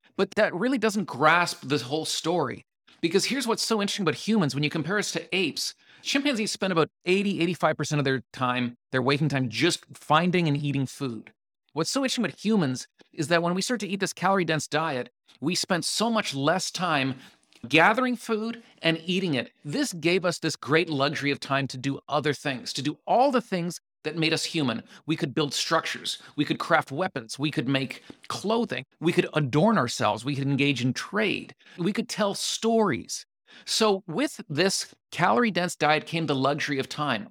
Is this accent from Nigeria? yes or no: no; Canada; I'm Canadian